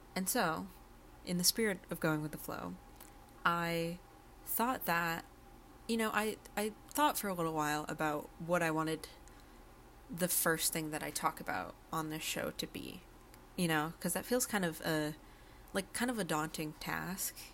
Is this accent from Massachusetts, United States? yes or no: yes; Berkshire County, Western Massachusetts, United States; I'm from Western Mass, Berkshire County area